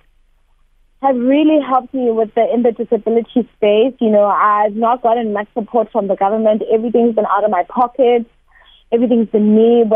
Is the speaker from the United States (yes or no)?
no; Thokoza, Gauteng, South Africa; in a township. I'm from Togoza